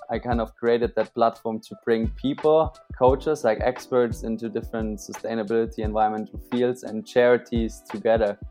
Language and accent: English; Kenya; growing up in Kenya, we had to conserve a lot of our resources, especially water